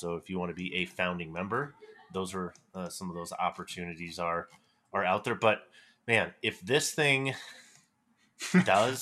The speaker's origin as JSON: {"language": "English", "town": "Fort Collins", "region": "Colorado", "country": "United States", "tie": "born or raised there", "said": "my hometown here in Fort Collins, Colorado"}